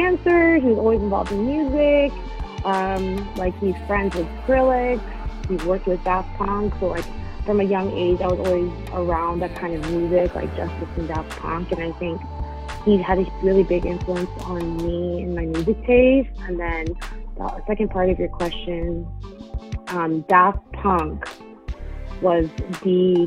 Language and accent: English; Long Beach, California, United States; moved away as an adult; also born or lived in Boston, Massachusetts / Australia / Oakland, California; I'm from Long Beach, California. But then I went to college in Boston. So I lived out there for 6 years